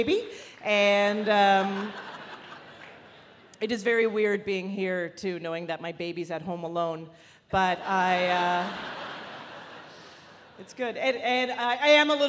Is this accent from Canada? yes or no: yes; Canada; moved away as an adult; also born or lived in Toronto; now in United States; I'm originally actually from Canada.